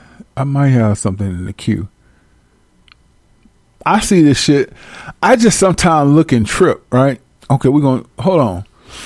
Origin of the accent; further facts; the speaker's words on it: Centreville, Illinois, United States; I'm from, I'm from Centerville, Illinois. Okay. What's that by? It's by East Saint and it's by St. Louis.